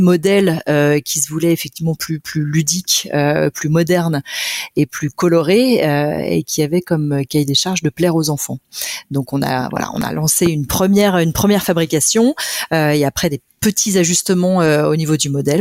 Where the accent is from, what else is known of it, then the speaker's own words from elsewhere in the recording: Monts du Lyonnais, Auvergne-Rhône-Alpes, France; also born or lived in Lyon; je suis lyonnaise d'origine, née à Lyon et euh, j'ai grandi dans les monts du Lyonnais